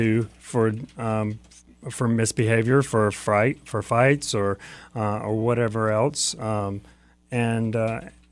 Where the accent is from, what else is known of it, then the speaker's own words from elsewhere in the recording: Jacksonville, Florida, United States; I grew up in Jacksonville